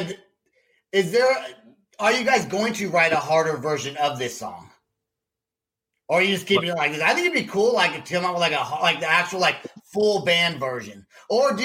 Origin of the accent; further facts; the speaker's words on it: Northern California, United States; I'm from California. Like, I'm from Northern California